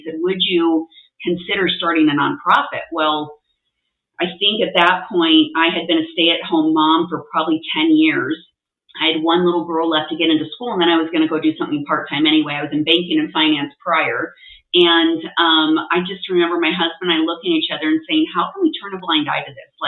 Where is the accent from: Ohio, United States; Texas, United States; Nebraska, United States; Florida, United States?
Nebraska, United States; moved away as an adult; now in Utah, United States; I'm not from Utah. I'm from Nebraska, of all places. And so we moved with my husband kind of all over the U.S., landed in Utah.